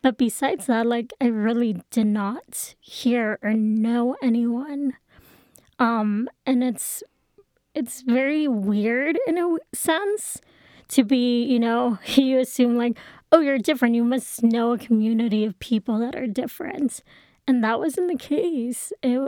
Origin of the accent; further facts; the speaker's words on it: Texas, United States; I was in a public Catholic school, or not public, private Catholic school.